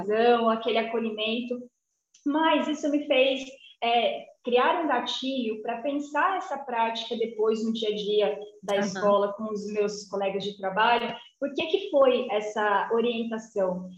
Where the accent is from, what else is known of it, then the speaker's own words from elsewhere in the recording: Jacareí, São Paulo, Brazil; also born or lived in Mato Grosso; Eu sou do interior de São Paulo, eu sou ah, de tá. Jacareí, uma cidade bem pequenininha ali